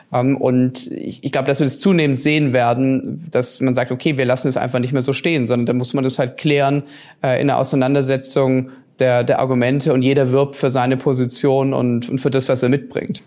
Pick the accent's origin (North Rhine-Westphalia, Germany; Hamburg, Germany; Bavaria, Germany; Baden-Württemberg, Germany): Baden-Württemberg, Germany; Stuttgart; also born or lived in Tengen; ich komme aus Stuttgart, ich bin am Krärwald geboren, aufgewachsen, habe die gesamte Schulzeit hier verbracht